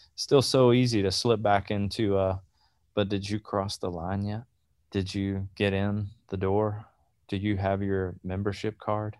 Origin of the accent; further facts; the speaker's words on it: South Georgia, United States; moved away; also born or lived in Atlanta, Georgia; I grew up in South Georgia. We moved to Atlanta.